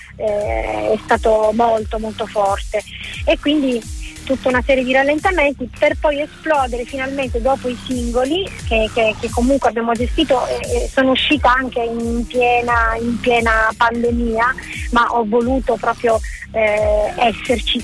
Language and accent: Italian; Sicily, Italy; now in Cesena, Italy; sono siciliana ma cesenate ormai d'adozione